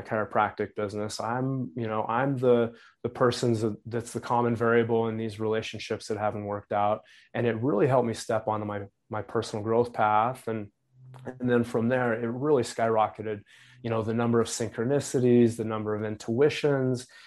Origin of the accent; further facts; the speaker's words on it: Wyoming, United States; moved away; where I grew up in Wyoming